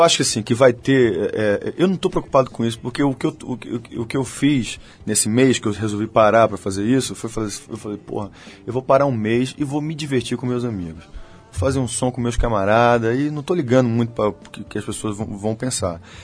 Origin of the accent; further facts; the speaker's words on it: Bahia, Brazil; nós somos uma banda da Bahia, somos baianos, somos nordestinos